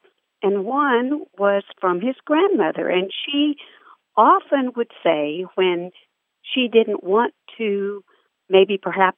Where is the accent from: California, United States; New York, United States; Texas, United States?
Texas, United States; South; first language Spanish; English is a second language; now in Fort Worth, United States; I grew up in South Texas on the border between Texas and Mexico, and Spanish was my first language.